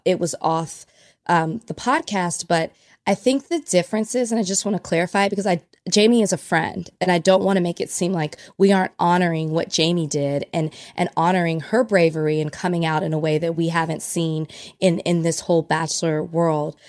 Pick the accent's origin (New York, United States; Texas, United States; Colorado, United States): Texas, United States; Dallas; I'm from Dallas, Oak Cliff to be exact